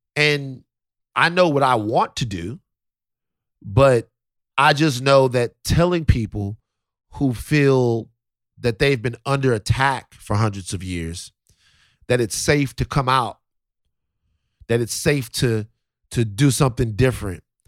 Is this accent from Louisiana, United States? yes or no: yes; South Louisiana, United States; moved away; I'm from Louisiana, South Louisiana